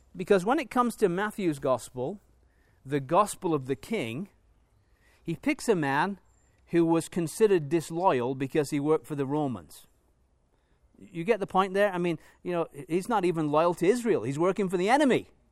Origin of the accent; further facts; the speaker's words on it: England, United Kingdom; moved away; as an Englishman, if I go back to England